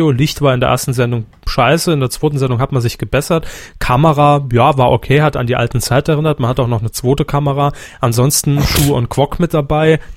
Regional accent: Saarland, Germany; Kenne ich natürlich nicht hier als Saarländer, da hört man ja keinen Fritz, auch nicht über den Livestream.

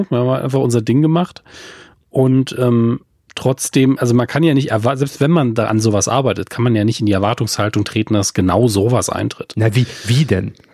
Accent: Saarland, Germany; ich komme auch aus dem Saarland.

